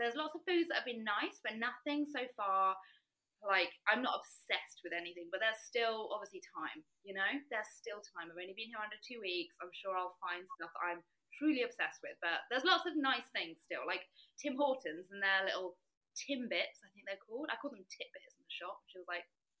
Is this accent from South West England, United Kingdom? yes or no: no; Southampton, South East England, United Kingdom; moved away as an adult; also born or lived in London / Tooting, London; now in Toronto, Canada; I'm from Southampton, which is like the south of England, but I lived in London